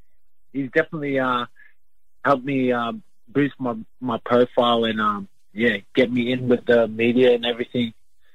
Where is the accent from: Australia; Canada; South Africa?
Australia; Brisbane, Queensland; also born or lived in Logan, Queensland; I grew up in Brisbane, Queensland. Not far away from Logan.